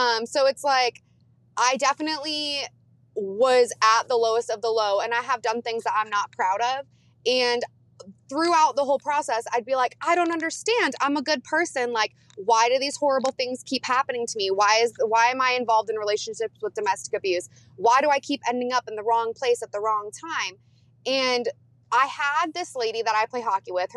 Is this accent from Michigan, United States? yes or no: yes; Flint, Michigan, United States; I was born in Flint, Michigan